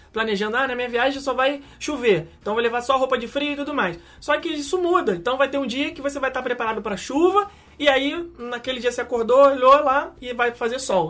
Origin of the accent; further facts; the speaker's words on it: Brazil; como nós somos brasileiros e a língua que mais fácil é identificada pela nossa audição é o português